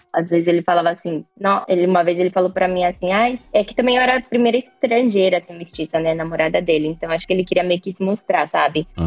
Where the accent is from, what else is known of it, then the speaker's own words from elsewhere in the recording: Brazil; now in Japan; eu sou brasileira